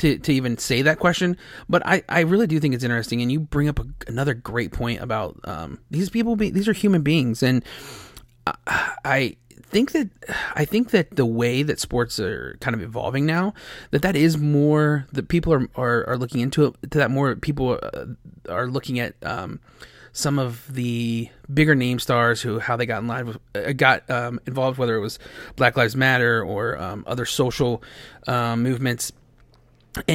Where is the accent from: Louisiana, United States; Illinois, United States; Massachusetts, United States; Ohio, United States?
Ohio, United States; I'm from Ohio